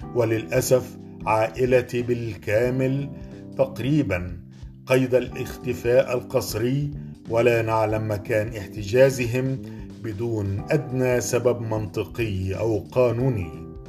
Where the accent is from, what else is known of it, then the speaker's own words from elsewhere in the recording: Egypt; أنا كمواطن مصري